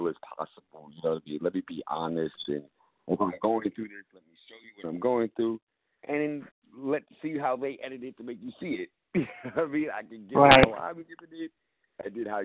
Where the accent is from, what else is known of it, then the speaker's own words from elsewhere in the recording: New York City, New York, United States; I'm from the Bronx